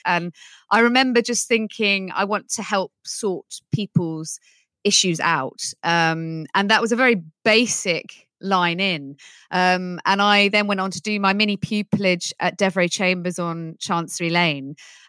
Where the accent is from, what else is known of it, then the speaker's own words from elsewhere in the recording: Netherlands; I actually grew up speaking English and Dutch, and my Dutch accent was really strange. So I was always the odd one out there, but the odd one out in Holland is very celebrated.